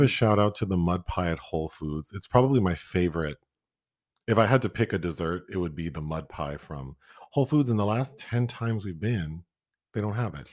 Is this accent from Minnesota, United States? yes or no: yes; Minnesota, United States; we're from Minnesota